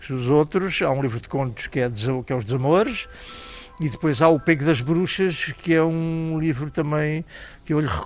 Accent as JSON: {"language": "Portuguese", "town": "São Simão", "region": "Santarém District", "country": "Portugal", "tie": "born there", "also_born_or_lived": "Chainça / Santarém / Lisbon / Tomar", "said": "Eu nasci em São Simão, Conselho de Sardual."}